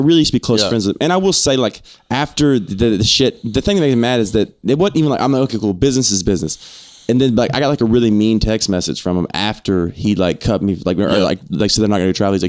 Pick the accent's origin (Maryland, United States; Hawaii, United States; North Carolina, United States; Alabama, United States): Alabama, United States; moved away